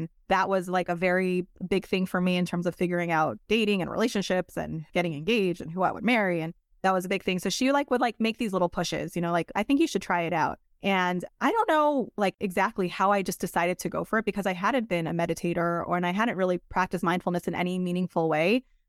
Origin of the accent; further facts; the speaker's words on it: Monsey, New York, United States; So I grew up in New York, in Muncie, New York, the youngest of five kids.